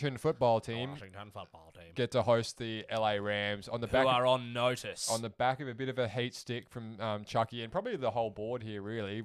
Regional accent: Australia; as an Australian

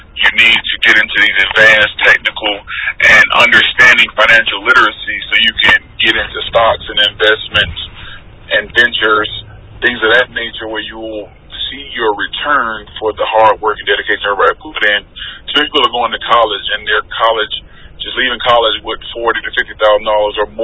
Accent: Georgia, United States; moved away as an adult; also born or lived in Virginia / Pensacola, Florida; Moved back to my home state of Georgia

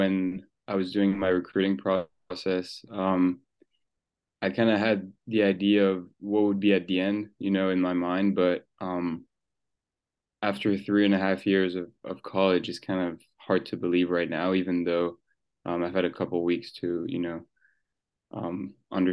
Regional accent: Switzerland; moved away as an adult; now in United States; So yeah, I was born in Switzerland. My dad is from Senegal. He moved there when he was 16, and my mom was born in Switzerland.

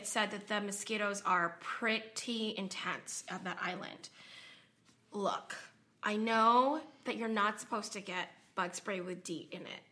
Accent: Sacramento, California, United States; I was born in Sacramento

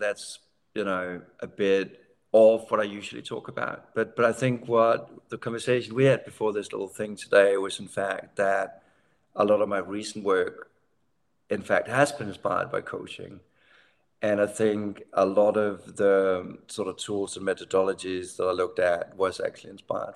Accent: Denmark; I'm from Denmark, so sort of very social democratic upbringing

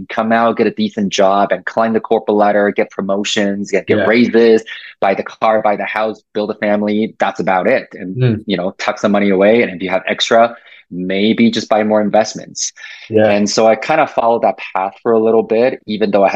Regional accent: Taiwan; now in Canada; I was born and raised in Asia, so in Taiwan

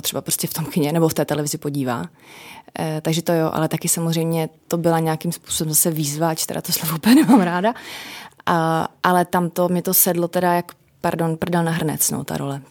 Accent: Moravia, Czechia; pocházím z Moravy

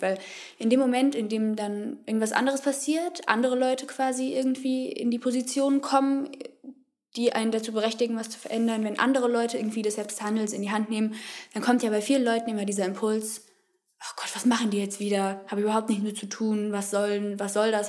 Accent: Frankfurt, Hesse, Germany; ich komme hier aus Frankfurt, wo wir uns auch gerade befinden, wohne da eigentlich auch schon immer.

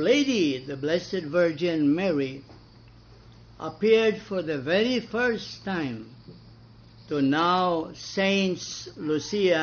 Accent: Balamban, Central Visayas, Philippines; I was born in Balampan

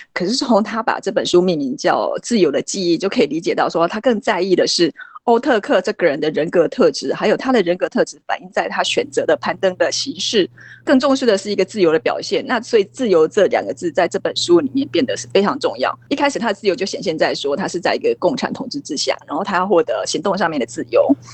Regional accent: Taiwan; 我们台湾人

